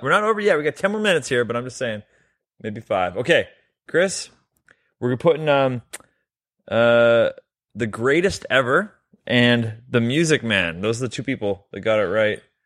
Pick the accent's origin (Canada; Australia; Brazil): Canada; We're both Canadian